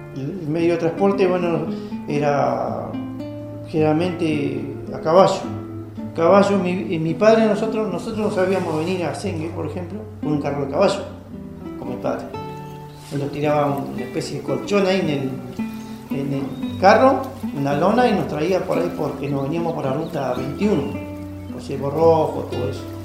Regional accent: Río Unión, Lago La Plata / Lago Fontana area, Chubut, Argentina; nací en Reunión, zona del lago La Plata Fontana, en el año 1966

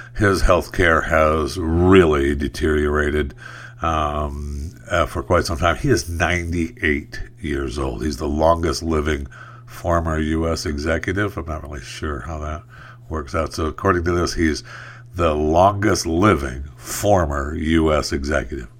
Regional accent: United States; I'm an American

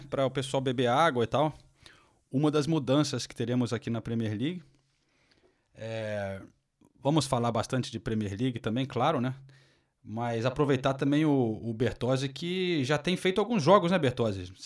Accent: England, United Kingdom; Sabe que quando eu era jovem aqui na Inglaterra, as pessoas brincavam

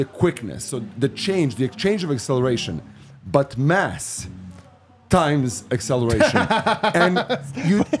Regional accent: Belgrade, Serbia; now in United States; I'm not from Denver. I'm from Belgrade, Serbia

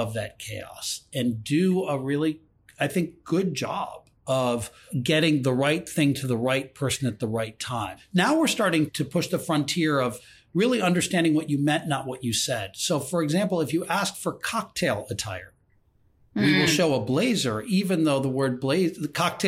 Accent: Ann Arbor, Michigan, United States; I grew up in Ann Arbor, Michigan, the largest football stadium in the United States.

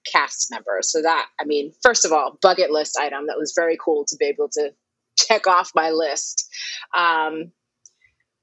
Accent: New York City, New York, United States; also born or lived in Harlem, New York; I'm from Brooklyn originally. My folks are still there. I'm in Harlem now.

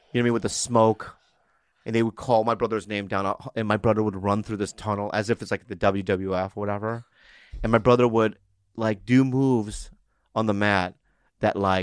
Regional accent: San Diego, California, United States; I'm from San Diego

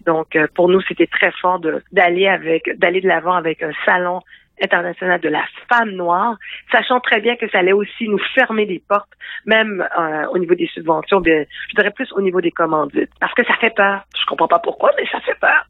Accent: Quebec, Canada; je suis née ici au Québec, je me considère comme québécoise

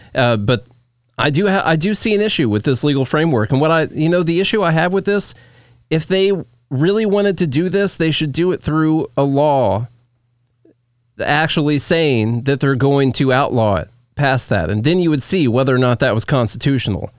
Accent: United States; as an American person

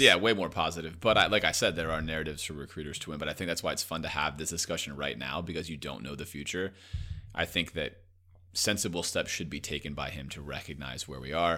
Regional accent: Coral Gables, Florida, United States; I grew up right outside Coral Gables

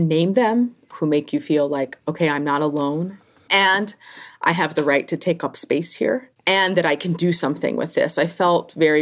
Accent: Newark, New Jersey, United States; I grew up in Newark, New Jersey, in a housing project.

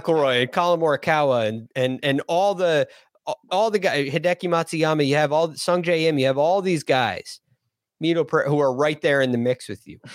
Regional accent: United States; being an American

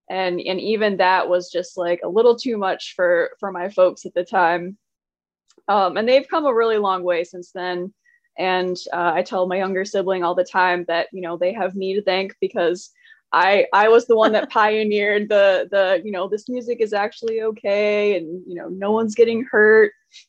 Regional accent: New York, United States; also born or lived in North Carolina / Pennsylvania; I was actually born in Western New York to parents. My parents were both Southerners. And I moved to North Carolina when I was 10. We were only here for, I think, a year, maybe 13 months. And then we moved to Pennsylvania and then back to Wes

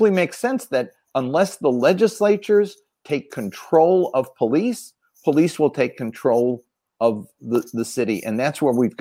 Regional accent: Philadelphia, Pennsylvania, United States; I grew up in Frank Rizzo's Philadelphia.

